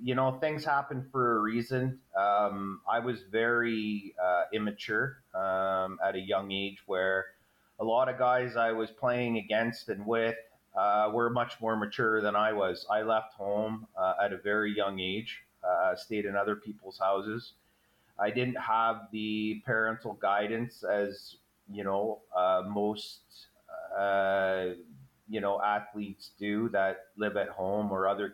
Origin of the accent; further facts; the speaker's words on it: Fonthill, Ontario, Canada; I'm from the Niagara region, a little town called Fawn Hill. I basically grew up there.